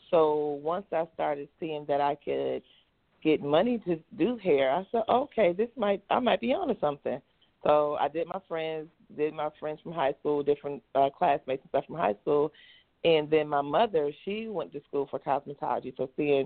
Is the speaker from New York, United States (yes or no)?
yes; Rochester, New York, United States; moved away as an adult; now in Atlanta, United States; I'm from Rochester, New York. So that's where I'm from, and I now reside in Atlanta, Georgia